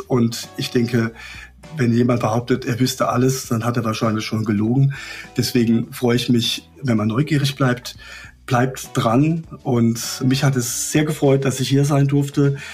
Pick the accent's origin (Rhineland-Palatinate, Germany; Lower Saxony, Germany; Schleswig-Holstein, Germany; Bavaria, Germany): Rhineland-Palatinate, Germany; Ich komme aus der Pfalz